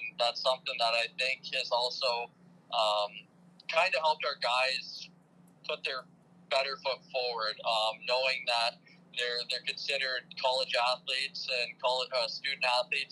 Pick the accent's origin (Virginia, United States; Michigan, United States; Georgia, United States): Michigan, United States; Sault Ste. Marie; I'm born and raised in Sault Ste. Marie